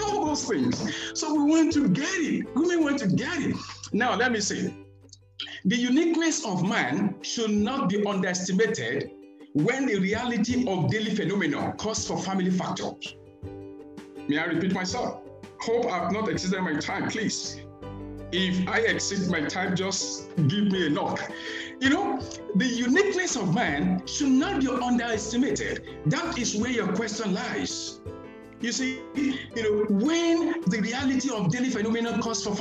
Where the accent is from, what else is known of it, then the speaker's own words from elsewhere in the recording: Nigeria; I am a Nigerian